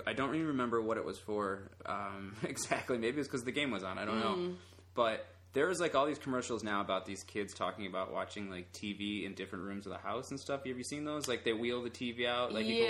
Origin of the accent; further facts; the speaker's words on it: Chicago, Illinois, United States; I'm from Chicago. My whole family's from Chicago.